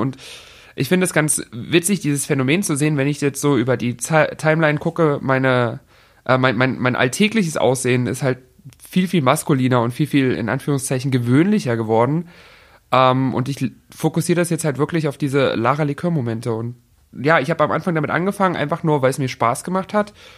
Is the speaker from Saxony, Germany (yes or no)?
yes; Dresden, Saxony, Germany; Ich bin in Dresden geboren, genau. Ich habe mein ganzes Leben hier gewohnt